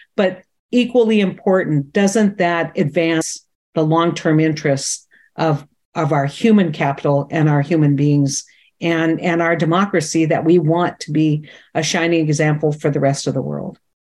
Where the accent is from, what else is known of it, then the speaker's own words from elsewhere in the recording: North Dakota, United States; I'm a kid from North Dakota, small town, 90 people